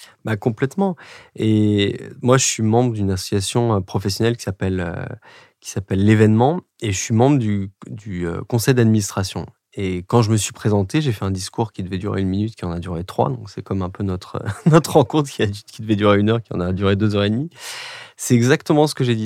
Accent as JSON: {"language": "French", "country": "France", "also_born_or_lived": "England", "first_language": "French", "moved": "as an adult", "said": "nous, les Français"}